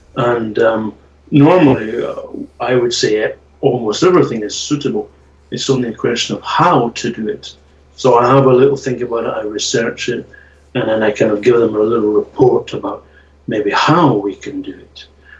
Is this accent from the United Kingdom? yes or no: yes; Scotland, United Kingdom; So I grew up on those kind of things, and as a Scottish person, Oor Willie